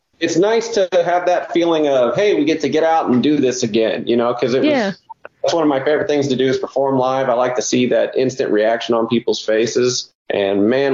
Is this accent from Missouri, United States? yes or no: no; Shelbyville, Indiana, United States; now in Nashville, United States; my hometown, Shelbyville, Indiana